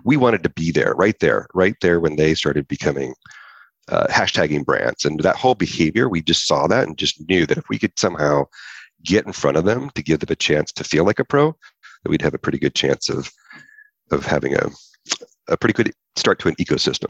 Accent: Lodi, California, United States; now in Santa Barbara, United States; i was from Northern California, a small little town called Lodi.

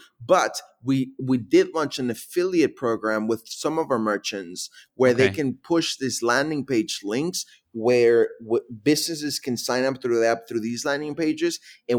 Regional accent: Milwaukee, Wisconsin, United States; also born or lived in Mexico; So my family immigrated from Mexico to Milwaukee when I was 13.

